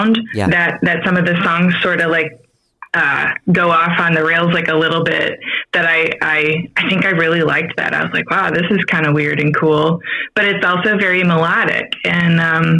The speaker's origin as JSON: {"language": "English", "town": "Grand Rapids", "region": "Michigan", "country": "United States", "tie": "born or raised there", "moved": "as an adult", "lives_now": "St. Louis, United States", "said": "So I grew up in Grand Rapids, and born and raised, moved away when I was, I think I was about 21 when I moved away, like for good."}